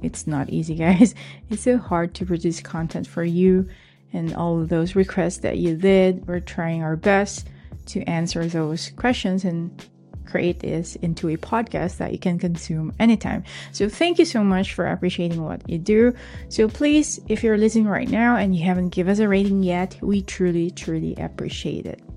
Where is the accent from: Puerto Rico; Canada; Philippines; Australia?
Philippines; growing up in the Philippines